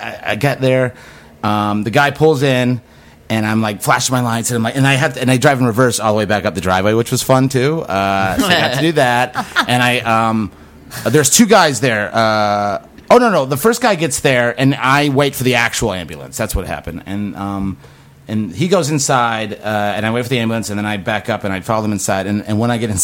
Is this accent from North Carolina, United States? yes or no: yes; Youngsville, North Carolina, United States; also born or lived in Wisconsin; I grew up in a really small town in North Carolina. I know I said I'm from Wisconsin. I was born in Wisconsin, but I grew up in North Carolina, and this really small town called Youngsville.